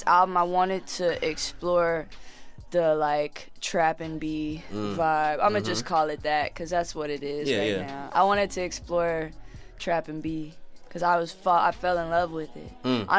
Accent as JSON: {"language": "English", "country": "Jamaica", "said": "I'm Jamaican and I got, like, family at my house right now."}